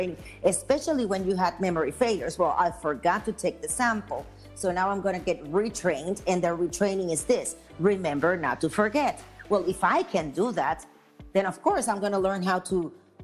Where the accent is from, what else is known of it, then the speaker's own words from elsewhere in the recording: Puerto Rico; I am from Puerto Rico, and in Puerto Rico, we have a lot of manufacturing facilities